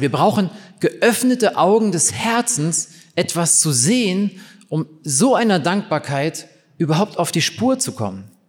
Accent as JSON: {"language": "German", "region": "East Germany", "country": "Germany", "tie": "born or raised there", "said": "ich bin in der DDR aufgewachsen"}